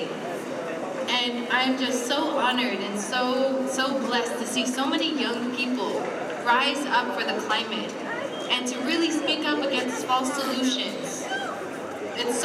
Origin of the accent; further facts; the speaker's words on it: Richmond, California, United States; I grew up in Richmond, California